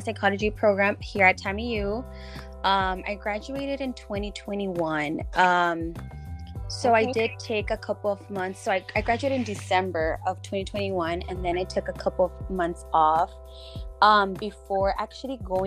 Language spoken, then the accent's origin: English; Laredo, Texas, United States; Born and raised in Laredo